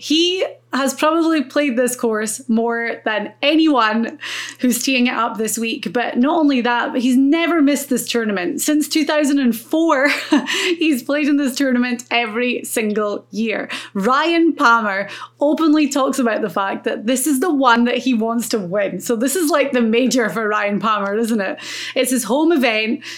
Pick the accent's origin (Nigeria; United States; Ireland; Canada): Ireland; As an Irish.